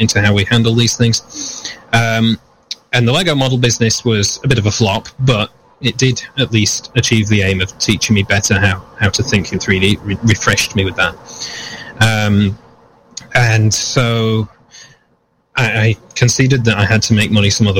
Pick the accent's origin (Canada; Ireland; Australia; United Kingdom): United Kingdom; moved away; I'm coming from the United Kingdom originally, where I started up this idea of Vulpine Designs